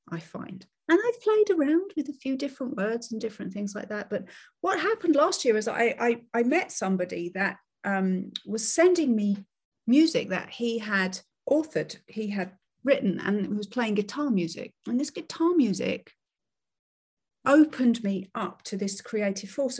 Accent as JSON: {"language": "English", "country": "United Kingdom", "said": "I'm I'm British"}